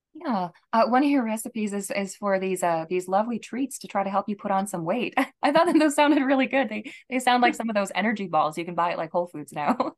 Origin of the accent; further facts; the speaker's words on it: Rochester, Minnesota, United States; I come from Rochester, Minnesota